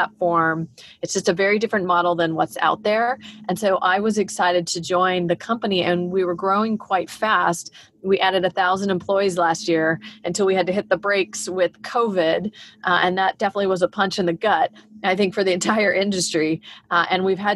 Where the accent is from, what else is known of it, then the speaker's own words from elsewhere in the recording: California, United States; also born or lived in Texas / Minnesota / Illinois / Belgium; I was born in Texas, and lived in Minnesota and Illinois for a brief amount of time. But most of my life, I've been in California.